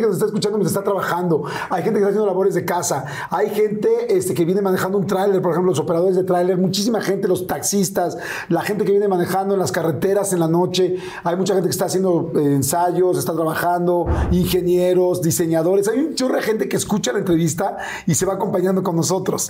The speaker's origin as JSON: {"language": "Spanish", "region": "Mexico City", "country": "Mexico", "tie": "born or raised there", "said": "yo crecí en la Ciudad de México"}